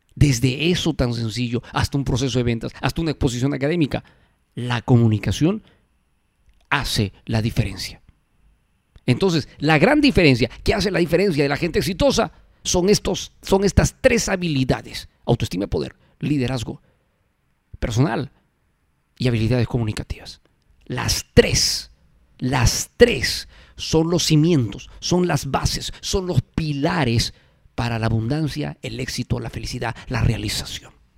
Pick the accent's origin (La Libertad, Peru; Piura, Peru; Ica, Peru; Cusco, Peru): Cusco, Peru; now in Lima, Peru; la hermosa tierra del Cusco, la tierra que me vio nacer, mi hermosa ciudad